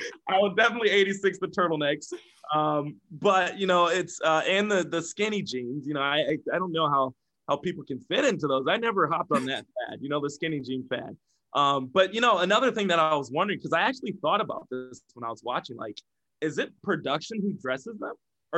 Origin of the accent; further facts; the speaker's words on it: Iowa, United States; Right, that's the Quad Cities. We're from Iowa, you know, corny cows.